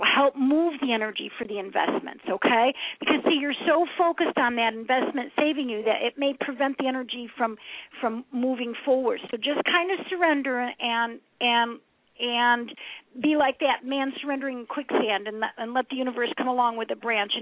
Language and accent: English; Binghamton, New York, United States; moved away; also born or lived in Boca Raton, Florida; I'm from upstate New York, actually, Binghamton